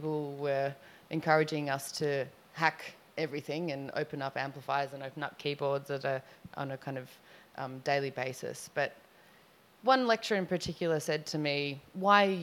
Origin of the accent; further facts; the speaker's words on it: Sydney, New South Wales, Australia; I am from Sydney, Australia, and I'm here for a month